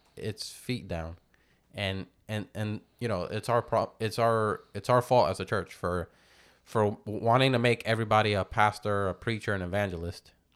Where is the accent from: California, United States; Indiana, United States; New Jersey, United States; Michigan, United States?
New Jersey, United States; now in Florida, United States; I was born in New Jersey